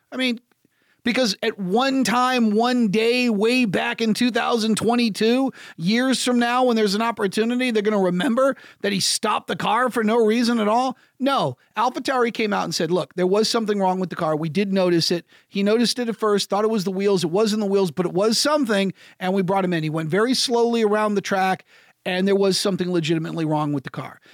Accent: United States; I'm an American sports talk show host

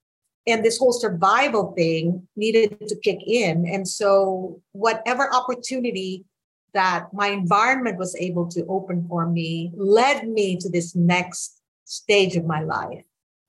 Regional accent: Orlando, Florida, United States; Marissa, because we're both from Orlando.

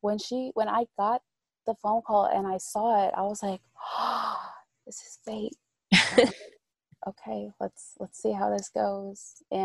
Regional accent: Trujillo, La Libertad, Peru; Because, I'm from Trujillo, Peru.

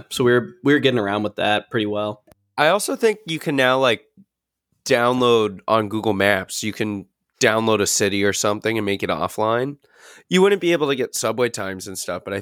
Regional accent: Brooklyn, New York, United States; I'm from New York, baby. we gotta say where I'm from in Brooklyn.

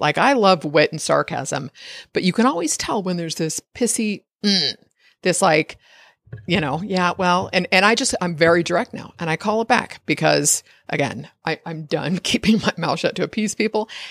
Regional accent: United States; I'm an American

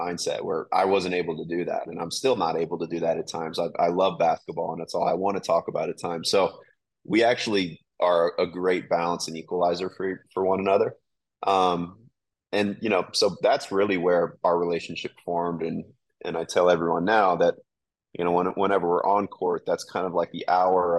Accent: St. Louis, Missouri, United States; moved away; also born or lived in New York; we're both from the St. Louis area

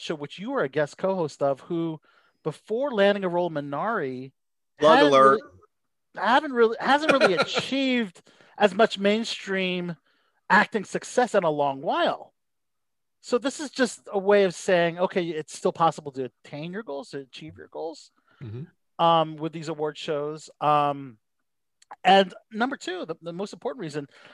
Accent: Philippines; I'm Filipino

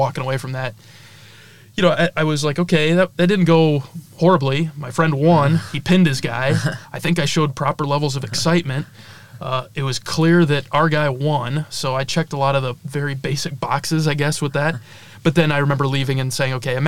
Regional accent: northeast Iowa, United States; I'm from Olwine originally in northeast Iowa

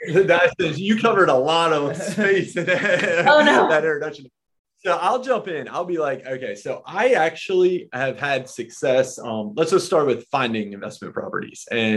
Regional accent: Myrtle Beach, South Carolina, United States; I grew up in Myrtle Beach.

